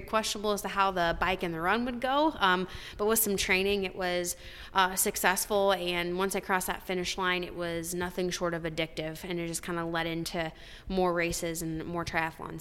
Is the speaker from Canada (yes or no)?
no; Marengo, Iowa, United States; also born or lived in Cedar Rapids, Iowa; We grew up in Marengo, Iowa